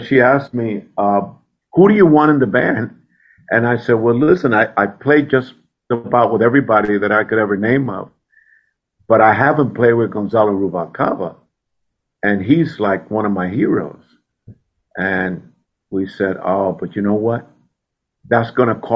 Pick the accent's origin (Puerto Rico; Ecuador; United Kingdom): Puerto Rico; I grew up in Puerto Rico